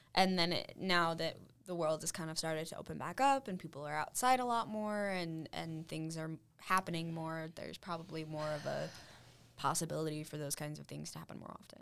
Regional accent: Salt Lake City, Utah, United States; now in Cedar City, United States; I'm from Salt Lake originally

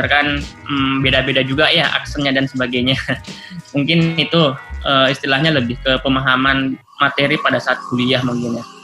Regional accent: Indonesia; now in China; kita yang udah tumbuh besar di Indonesia, kebiasaannya pakai bahasa Indonesia, tapi giliran pada saat kita pindah ke negeri orang itu kan sangat aneh ya menurut aku ya.

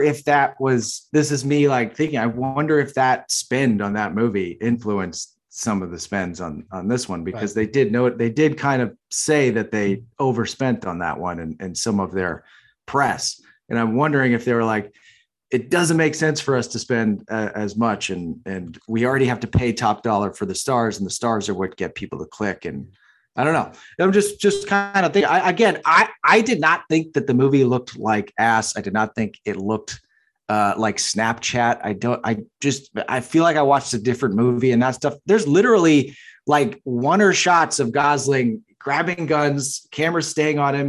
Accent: Massachusetts, United States; I'm from Massachusetts

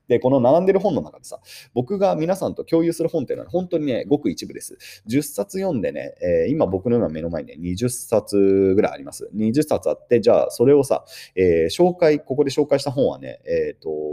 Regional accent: Yokohama, Kanagawa, Japan; 1986年横浜で生まれましたと。

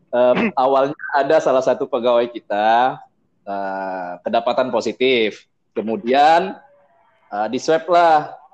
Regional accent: Sumatra, Indonesia; Karena kita di sini bertiga dan tiga-tiganya berasal dari Sumatera.

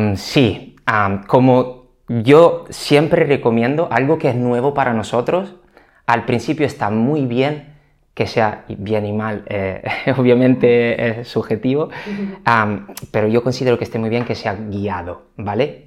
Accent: Italy; moved away as an adult; now in Spain; soy italiano, aunque lleve más de 10 años en España ya

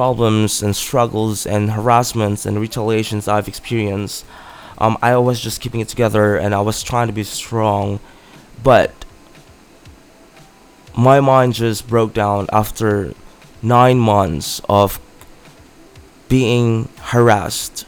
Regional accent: Philippines; my hometown in the Philippines

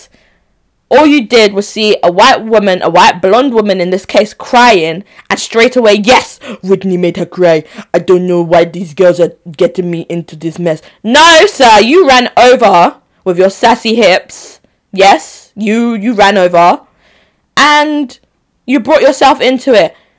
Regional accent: Onitsha, Anambra, Nigeria; also born or lived in Enugu; I, Nigerian babe, born in Onitsha. No, I was born in Enugu, who am I lying? But Onitsha babe, Onitsha Central.

